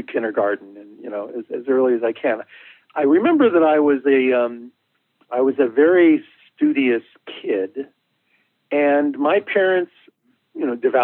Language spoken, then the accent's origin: English; Chicago, Illinois, United States; I was born in Chicago and grew up in what was an Italian neighborhood